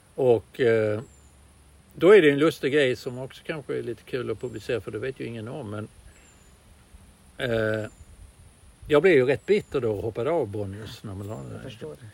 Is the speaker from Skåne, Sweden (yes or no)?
yes; Malmö, Skåne, Sweden; jag är född i Malmö där allting ska gå till helvete. Det är en arbetarstad